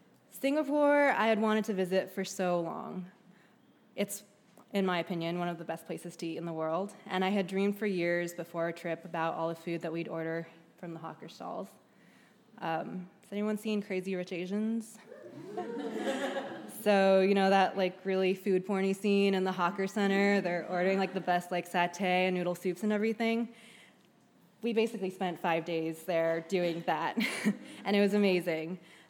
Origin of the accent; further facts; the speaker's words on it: New Jersey, United States; as a kid growing up in New Jersey who was more interested in Lunchables and pizza and dropping out of Chinese school